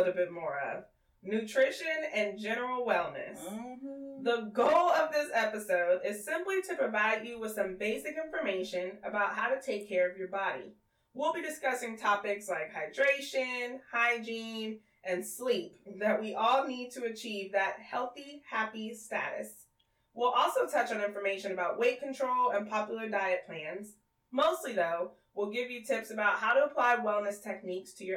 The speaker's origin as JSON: {"language": "English", "town": "Houston", "region": "Texas", "country": "United States", "tie": "born or raised there", "said": "I was born and raised in Houston, Texas."}